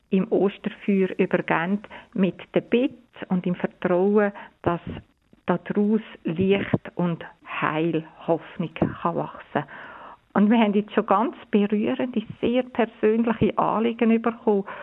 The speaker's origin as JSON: {"language": "German", "country": "Switzerland", "said": "wir haben jetzt bei uns in der Schweiz, wir sind privilegiert. Wir haben eine Regierung, wir haben ein Bundesamt, wo so sorgfältig, klar, immer wieder uns informiert."}